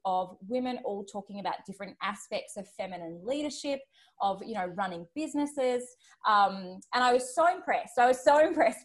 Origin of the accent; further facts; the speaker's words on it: Australia; accent: Australian; my Australian accent